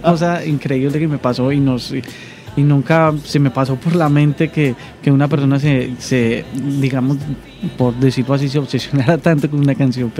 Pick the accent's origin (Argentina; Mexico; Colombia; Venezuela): Colombia; accent: Colombian; moved away as an adult; now in Dominican Republic; yo soy un cantautor colombiano, como... Eh, se pueden dar cuenta por mi acento